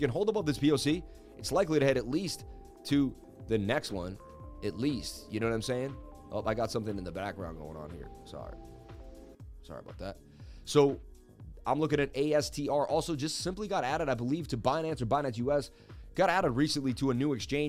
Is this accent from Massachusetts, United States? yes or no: yes; Martha's Vineyard, Massachusetts, United States; moved away; I'm from Martha's Vineyard.